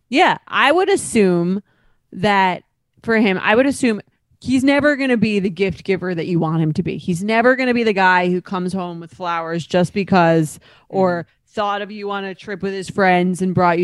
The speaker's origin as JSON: {"language": "English", "area": "Long Island", "region": "New York", "country": "United States", "lives_now": "New York City, United States", "said": "I'm from Long Island, so and I live in New York City"}